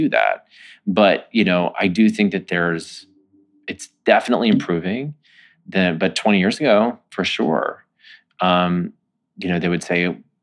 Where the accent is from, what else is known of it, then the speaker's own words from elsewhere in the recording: Texas, United States; moved away; I'm from Texas